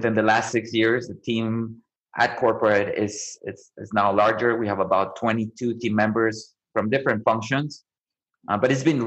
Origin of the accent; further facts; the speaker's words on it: Colombia; also born or lived in Omaha, Nebraska; now in Austin, United States; I grew up in Colombia, right, where food is really important